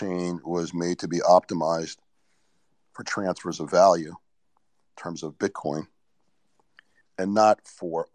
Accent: New York, United States; I was born in New York, so I grew up with a lot of graffiti

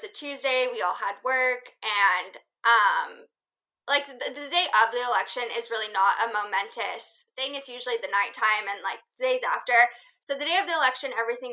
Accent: Fullerton, California, United States; moved away as an adult; now in Washington, D.C., United States; I was really ready to leave California, and I grew up like in Fullerton

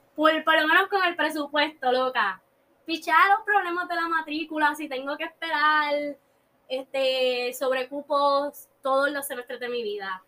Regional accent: Puerto Rico; also born or lived in Chile; Yo me fui por la mañana de Puerto Rico

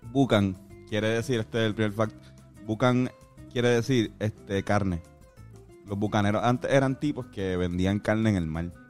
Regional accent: Puerto Rico; eso lo sabemos nosotros como puertorriqueños, vivimos aquí, sabemos que, pues, Puerto Rico es la llave de América

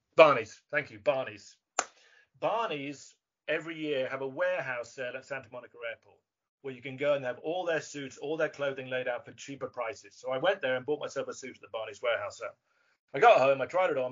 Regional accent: England, United Kingdom; being English

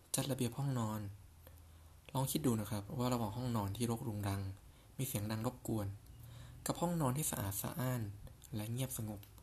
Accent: Southern Thailand, Thailand; ผมหนุ่มใต้อารมณ์ดี

